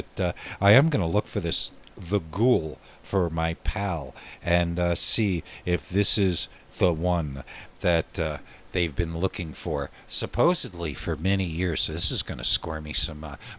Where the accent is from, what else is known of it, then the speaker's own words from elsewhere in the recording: the Catskills, New York, United States; moved away as an adult; also born or lived in Santa Fe, New Mexico; now in Albuquerque, United States; growing up in the Catskills